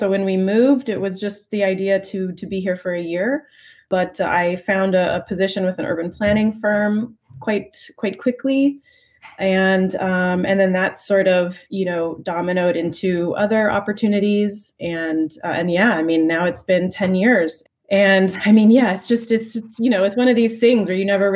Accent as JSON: {"language": "English", "region": "California", "country": "United States", "moved": "as an adult", "lives_now": "Amsterdam, Netherlands", "said": "We're both from California"}